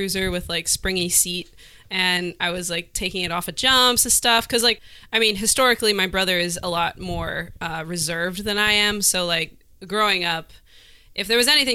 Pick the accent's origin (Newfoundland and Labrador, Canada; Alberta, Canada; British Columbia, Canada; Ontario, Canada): British Columbia, Canada; West Vancouver; So I grew up on the North Shore.